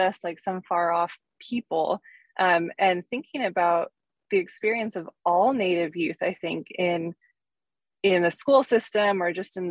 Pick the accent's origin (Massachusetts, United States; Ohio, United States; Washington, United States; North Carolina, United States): Washington, United States; Pierce County; growing up in Pierce County, growing up on the reservation, and then even moving away from the reservation for middle school and high school